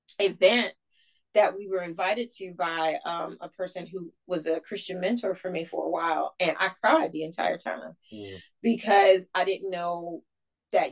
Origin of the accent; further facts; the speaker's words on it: Michigan, United States; moved away as an adult; now in Southern United States; I knew that I needed to get out of Michigan and I needed to get away from my family